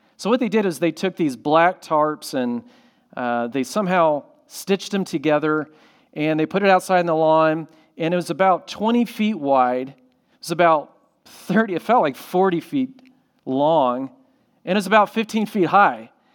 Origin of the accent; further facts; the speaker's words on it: Orlando, Florida, United States; I grew up in Florida by SeaWorld